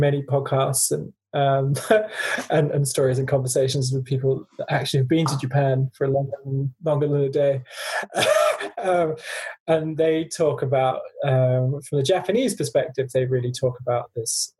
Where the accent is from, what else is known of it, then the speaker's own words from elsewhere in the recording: Guernsey; also born or lived in Africa; I grew up in a wealthy family in a tax haven called Guernsey.